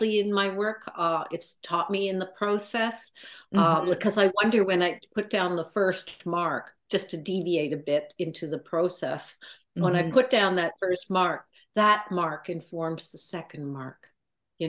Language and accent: English; Ottawa, Ontario, Canada; moved away as an adult; now in Bloomfield, Canada; I'm originally from Ottawa